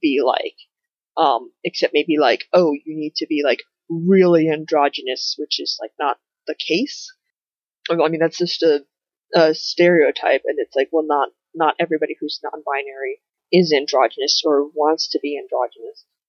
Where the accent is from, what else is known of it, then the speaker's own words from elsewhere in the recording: United States; one of my identities is as an American